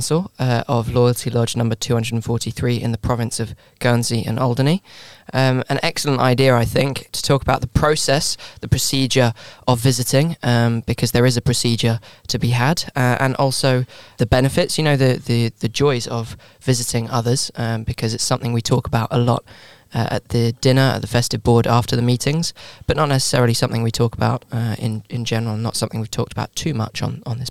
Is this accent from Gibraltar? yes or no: yes; Gibraltar; I'm from Gibraltar.